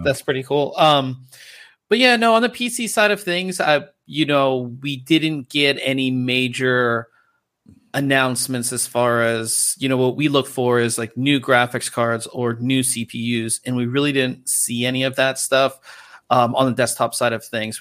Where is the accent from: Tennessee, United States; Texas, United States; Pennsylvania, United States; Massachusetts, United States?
Pennsylvania, United States; Pittsburgh; now in Southern California, United States; back home in Pittsburgh